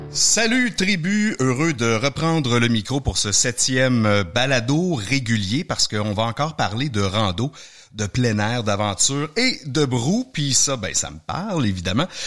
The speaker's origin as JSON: {"language": "French", "region": "Quebec", "country": "Canada", "said": "chez nous au Québec"}